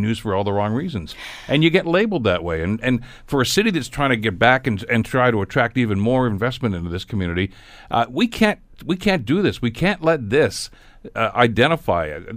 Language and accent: English; Hamilton, Ontario, Canada; I was from Hamilton